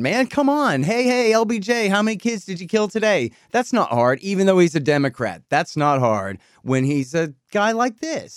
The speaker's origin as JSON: {"language": "English", "town": "Austin", "region": "Texas", "country": "United States", "tie": "born or raised there", "said": "I'm from Austin my whole life long"}